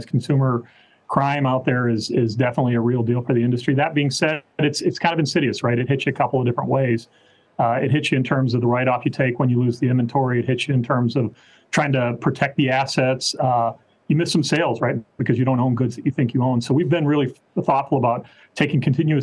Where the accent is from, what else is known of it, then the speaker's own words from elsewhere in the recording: Minnesota, United States; moved away; I grew up in Minnesota